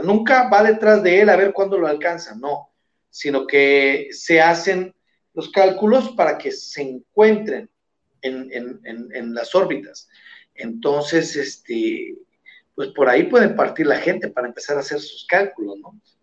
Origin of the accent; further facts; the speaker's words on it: Sinaloa, Mexico; aquí en Sinaloa, en mi tierra